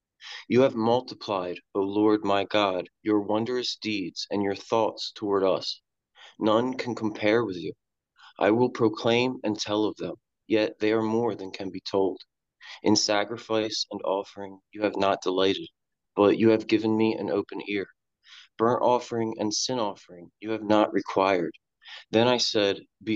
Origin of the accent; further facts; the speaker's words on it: Salem, New Jersey, United States; moved away; also born or lived in Alaska; I was born in Salem, New Jersey. It's like 15 minutes from Philadelphia